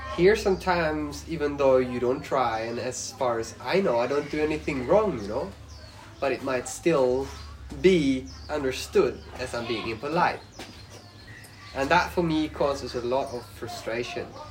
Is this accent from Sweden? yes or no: yes; Sweden; English is a second language; moved away as an adult; now in Laos; I come from Sweden